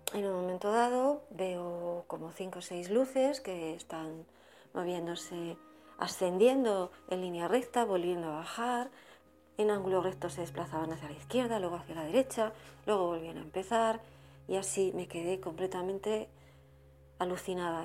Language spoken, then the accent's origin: Spanish; Spain; now in Burgos, Spain; te he escrito un par de correos desde, desde Burgos